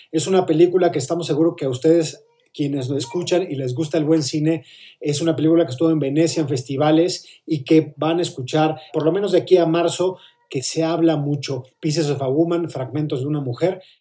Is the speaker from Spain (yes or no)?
no; Mexico; A ver, pero somos mexicanos, hombre, sufrir también es... Eh, es parte de nuestro código genético